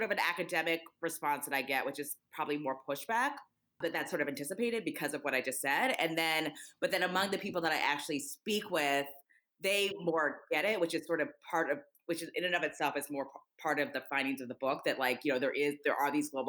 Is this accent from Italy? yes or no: no; United States; as an American, and particularly as a Black American.